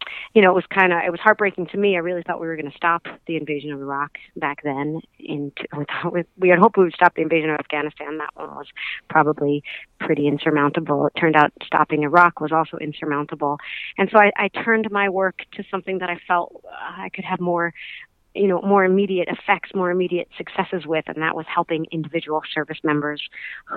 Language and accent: English; New Mexico, United States; also born or lived in East Coast, United States; I grew up on the East Coast, I actually spent my formative, youth years into adulthood in New Mexico